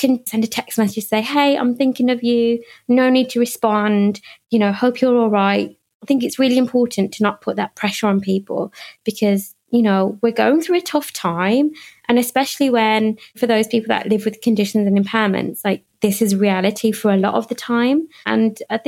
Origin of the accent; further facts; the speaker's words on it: United Kingdom; when I go back to India, they don't see me as Indian. They see me as British